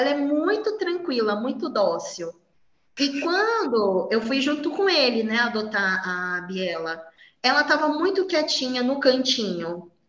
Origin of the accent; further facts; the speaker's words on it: São Paulo, Brazil; sou de São Paulo.